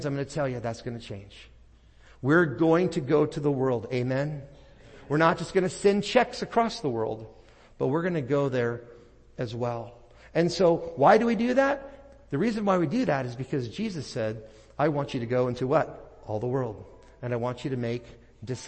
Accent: Portland, Oregon, United States; moved away; my hometown of Portland, Oregon. I pastored up there for 8 years

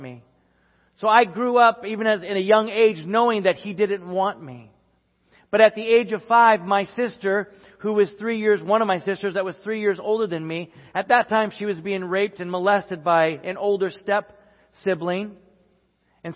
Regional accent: Sherburn, Minnesota, United States; growing up in the Midwest and at this time in Sherburn, Minnesota

